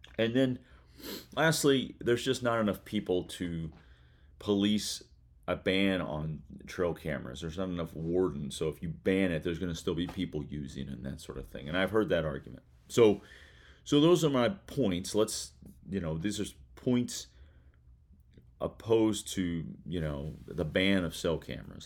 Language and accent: English; Kentucky, United States; Kentucky, uh, my, my home state, um, where I currently reside